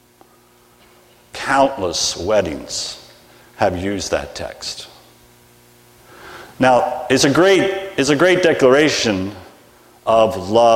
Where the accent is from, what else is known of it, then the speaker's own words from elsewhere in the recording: United States; accent: American; I speak American, not English